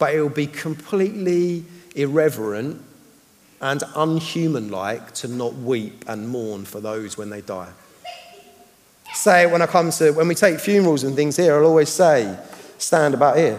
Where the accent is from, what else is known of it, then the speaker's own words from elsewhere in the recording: United Kingdom; I'm a Brit